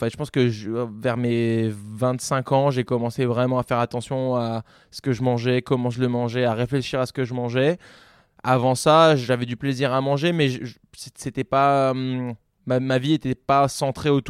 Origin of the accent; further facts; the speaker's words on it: Avignon, Provence-Alpes-Côte d'Azur, France; born there; also born or lived in Lyon; Moi, j'ai grandi un peu partout euh, à cause du métier de mon père, mais je suis né dans le sud, à Avignon. puis après, j'ai vécu longtemps à Lyon